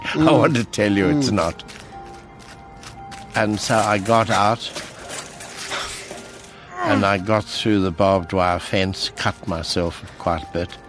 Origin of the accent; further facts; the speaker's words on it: Cape Town, Western Cape, South Africa; So I said, well, who's Dr. Utah? I'm from Cape Town. I don't know.